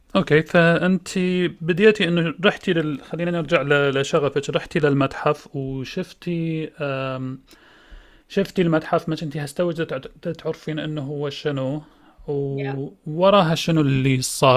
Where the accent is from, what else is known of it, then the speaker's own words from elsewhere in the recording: Iraq; احنا كعراقيين آه، أو كناس عايشين بالعراق